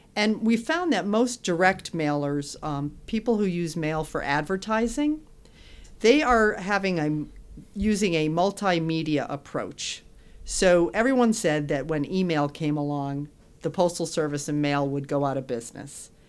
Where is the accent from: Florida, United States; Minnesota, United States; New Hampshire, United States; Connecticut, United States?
Connecticut, United States; West Hartford; I am from Connecticut. My family's here, born and raised in West Hartford.